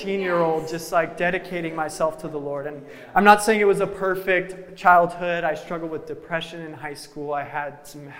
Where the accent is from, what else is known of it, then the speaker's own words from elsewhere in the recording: Reno, Nevada, United States; I grew up in Reno, Nevada, over towards the West Coast